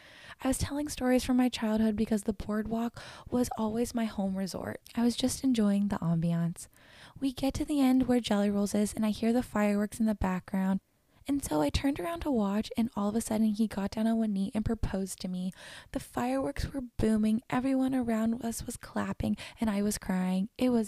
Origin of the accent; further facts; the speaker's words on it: Florida, United States; I grew up in Florida, which was only 2 hours away from Disney.